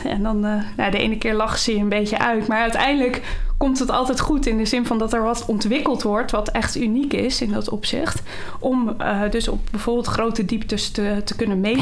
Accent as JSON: {"language": "Dutch", "town": "Schoorl", "region": "North Holland", "country": "Netherlands", "tie": "born or raised there", "said": "Ik ben eh, geboren en getogen in Schorrel"}